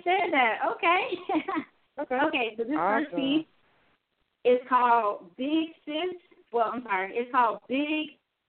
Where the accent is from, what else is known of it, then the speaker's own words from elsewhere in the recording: Germany; born there; I was born in Germany, you know, being a military brat.